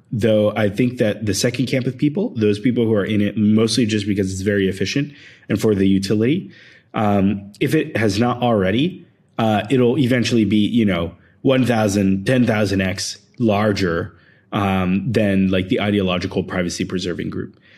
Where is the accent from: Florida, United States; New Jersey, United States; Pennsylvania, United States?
Pennsylvania, United States; Philadelphia; moved away as an adult; also born or lived in Bay Area / Argentina; I grew up in Philadelphia and then I moved to the Bay Area to start my first startup